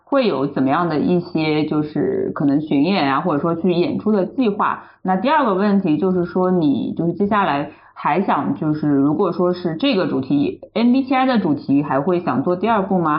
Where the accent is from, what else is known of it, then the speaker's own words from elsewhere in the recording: China; 我们中国人可以说是从小传统教育它就是一种就是答题的，就是那个应试教育的这种逻辑下成长起来的